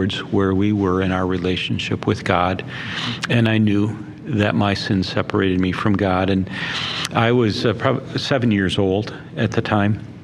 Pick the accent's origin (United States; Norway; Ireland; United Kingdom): United States; Barron, Wisconsin; I was born and raised in Barron, Wisconsin